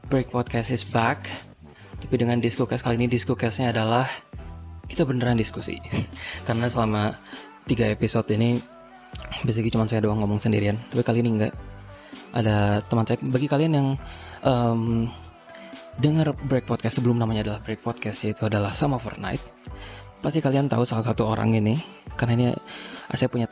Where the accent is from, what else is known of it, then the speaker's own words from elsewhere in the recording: West Java, Indonesia; nggak tahu sih urang kita pakai urang karena kita orang Sunda Sunda